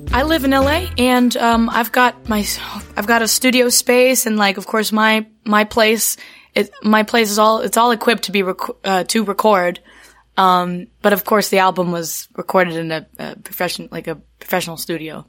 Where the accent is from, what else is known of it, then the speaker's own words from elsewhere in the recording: Charlottesville, Virginia, United States; moved away as an adult; also born or lived in New York / Appalachia; I grew up in Virginia, in Charlottesville